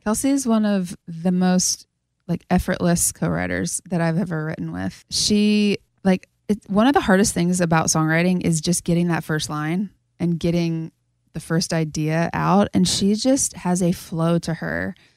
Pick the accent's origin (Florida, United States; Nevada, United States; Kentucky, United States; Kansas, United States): Kansas, United States; moved away as an adult; now in Nashville, United States; back in my hometown right now with a bunch of girls that I grew up